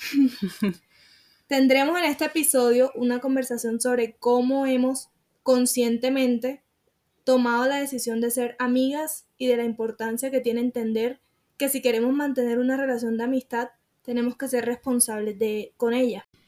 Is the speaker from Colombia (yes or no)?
yes; Sincelejo, Sucre, Colombia; also born or lived in Montelíbano; me regresé para Cincelejo, que es de donde yo soy